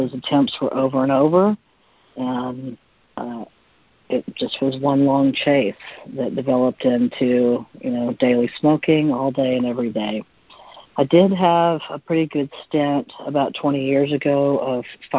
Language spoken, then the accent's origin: English; Texas, United States; I'm from Texas